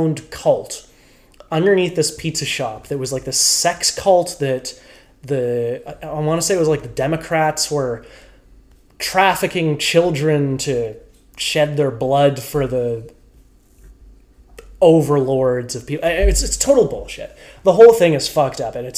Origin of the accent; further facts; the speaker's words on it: Canada; We're Canadian